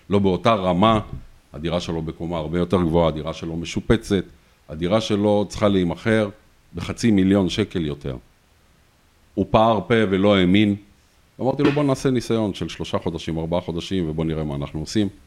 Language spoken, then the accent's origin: Hebrew; Tel Aviv, Tel Aviv District, Israel; במה שקורה בכל תחום הנדל"ן באזור צפון תל אביב ובעיקר ברמת אביב ג'. אה, ההתמחות שלי למעשה שם נוצרה כי גדלתי שם, גרתי שם.